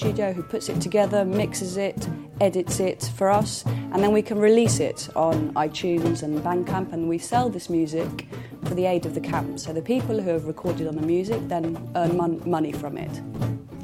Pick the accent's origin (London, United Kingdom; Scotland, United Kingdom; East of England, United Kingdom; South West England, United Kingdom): London, United Kingdom; I'm from London, and I'm a musician